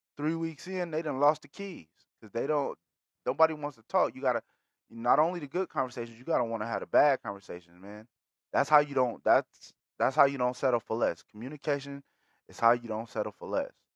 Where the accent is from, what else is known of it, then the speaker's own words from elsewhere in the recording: Bakersfield, California, United States; being from Bakersfield, shout out to my city, shout out to the Patch, always